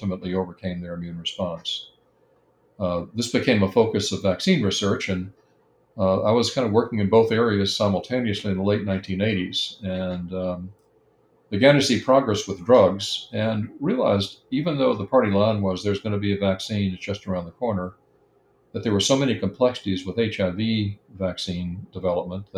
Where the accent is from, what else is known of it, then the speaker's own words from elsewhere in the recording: Alabama, United States; moved away; I'd grown up in Alabama